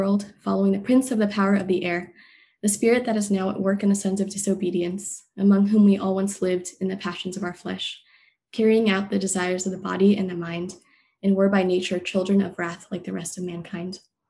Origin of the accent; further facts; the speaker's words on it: Torrance, California, United States; also born or lived in China; I was born in China and adopted when I was 1 year old. God provided me with a comfortable life in Torrance, two Christian parents, and a church I've called family for the past 18 years.